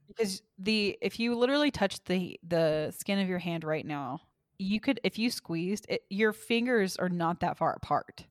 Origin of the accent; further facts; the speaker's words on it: Forney, Texas, United States; most of where I grew up in Forney was Baptist